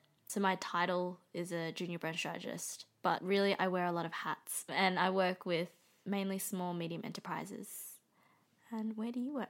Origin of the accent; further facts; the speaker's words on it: Melbourne, Victoria, Australia; And we are both born and raised in Melbourne, Australia.